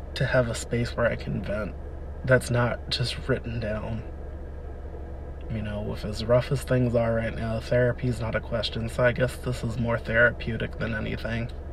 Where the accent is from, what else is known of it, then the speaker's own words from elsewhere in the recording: Wilmington, Delaware, United States; I was born and raised in Wilmington, Delaware, on the East Coast